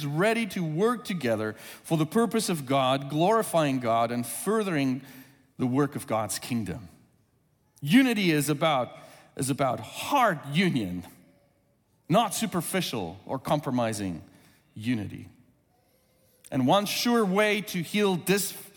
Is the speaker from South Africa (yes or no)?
yes; South Africa; first language Afrikaans; English is a second language; moved away as an adult; now in United States; I've been in the U.S. since 2001, but grew up in South Africa